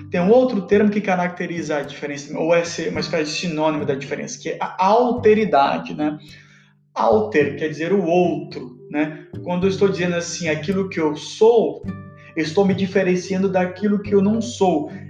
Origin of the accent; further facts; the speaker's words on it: Pará, Brazil; Se eu sou paraense, portanto, não sou paulista.